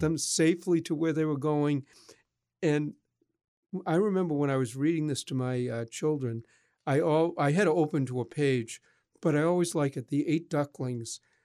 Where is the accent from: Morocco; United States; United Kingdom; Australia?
United States; Boston, Massachusetts; I grew up in Boston